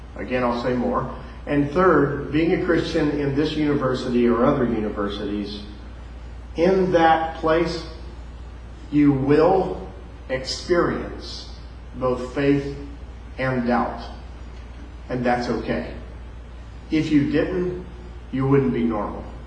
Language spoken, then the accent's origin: English; near West Palm Beach, South Florida, United States; moved away; also born or lived in Louisville, Kentucky; So I was raised in South Florida, right close to West Palm Beach